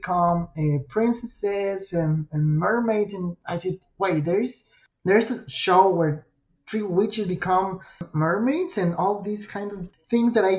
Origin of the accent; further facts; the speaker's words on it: Irapuato, Guanajuato, Mexico; English is a second language; I'm from Mexico and English is not my native language